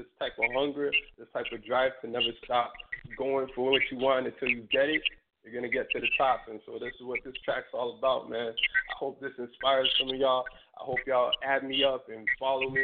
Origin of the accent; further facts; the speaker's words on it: Toronto, Ontario, Canada; I'm playing on three stations in my home country, which is Canada. So I'm playing in Ottawa and two stations in Toronto, where I'm from